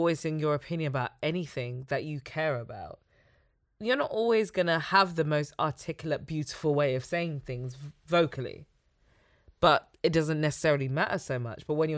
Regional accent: Nigeria; I'm from Nigeria.

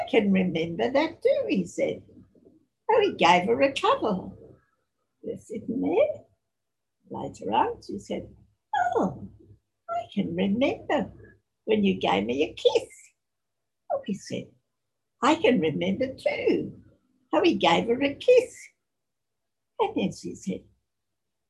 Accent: Australia; also born or lived in Sydney; my parents came to Australia from Ireland, and I was born in Australia, my sister and I. I've had a very blessed life in this land, the great country Australia

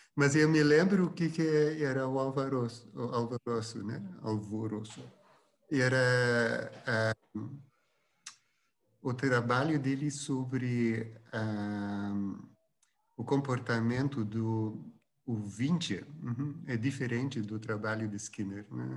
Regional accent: Flanders, Belgium; first language Dutch; Portuguese is a second language; now in Brazil; eu sou do, do norte da Bélgica e a, é a língua é holandesa

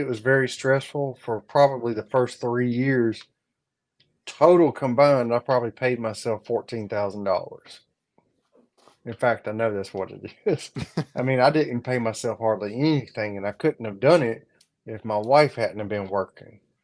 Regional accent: North Augusta, South Carolina, United States; moved away as an adult; also born or lived in Columbia, South Carolina; now in South Georgia, United States; my family's from around Columbia, but I grew up in North Augusta.

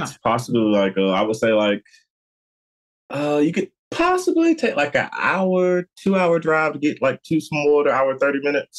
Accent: Thomasville, Georgia, United States; also born or lived in Boston, Georgia; I was born in Thomasville, like, but where my parents live is like Boston, Georgia. And that's like probably like, I don't even think we have like a stoplight.

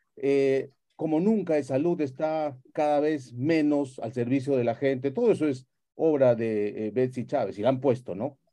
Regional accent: Peru; como peruano

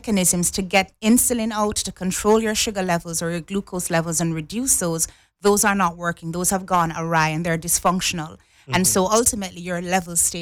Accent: Jamaica; now in Cayman Islands; I'm from Jamaica

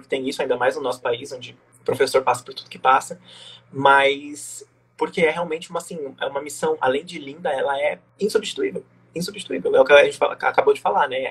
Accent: Jacutinga, Minas Gerais, Brazil; also born or lived in Pouso Alegre; eu sempre vivi em Jacutinga, mas eu nasci em Pouso Alegre

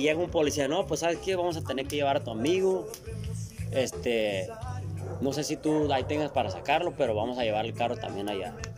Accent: Culiacán, Sinaloa, Mexico; no somos de aquí, somos de Culiacán

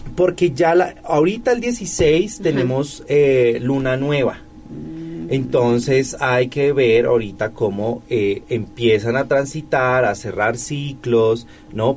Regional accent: Colombia; now in Puebla, Mexico; En mi tierra

